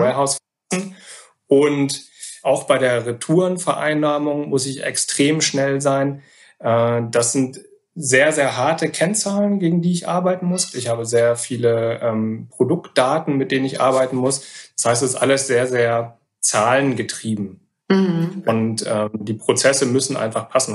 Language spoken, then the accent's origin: German; Wolfsburg, Lower Saxony, Germany; moved away as an adult; also born or lived in Oldenburg / Gütersloh / Cologne / Hamburg; gebürtig aus Wolfsburg, äh, dann äh, studiert in Oldenburg